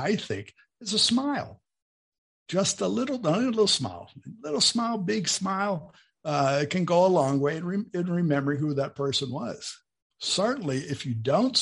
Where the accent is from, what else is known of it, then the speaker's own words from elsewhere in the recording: near Pittsburgh, Pennsylvania, United States; moved away as an adult; also born or lived in Bowling Green, Ohio; now in Brazil; where I was born in Pennsylvania, near Pittsburgh